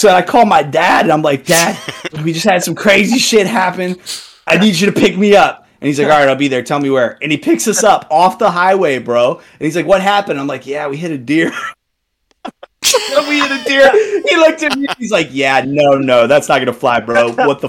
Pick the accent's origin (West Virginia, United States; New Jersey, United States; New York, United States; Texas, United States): Texas, United States; I was down in Texas, man.